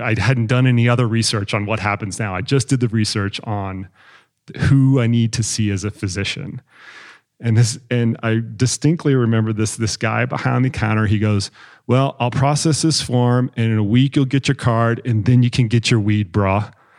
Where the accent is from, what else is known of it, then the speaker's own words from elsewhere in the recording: Texas, United States; I'm a Texan, red state.